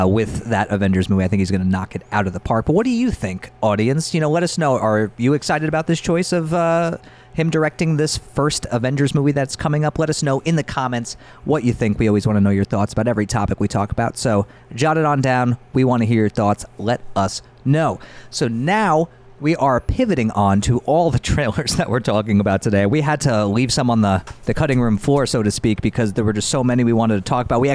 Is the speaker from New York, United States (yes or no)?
yes; New York, United States; I'm an American from New York